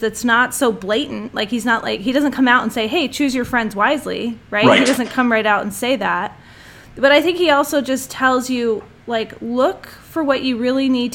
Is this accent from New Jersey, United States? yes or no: yes; New Jersey, United States; I grew up in New Jersey, so I had hardly no LDS friends